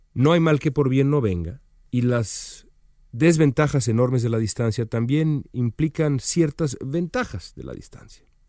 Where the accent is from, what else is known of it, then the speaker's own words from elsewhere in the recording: Mexico City, Mexico; moved away as an adult; now in Los Angeles, United States; las calles en donde crecí, porque pues como muchos de ustedes que me escuchan allá, las calles eh, dañadas de la Roma, de la, la Condesa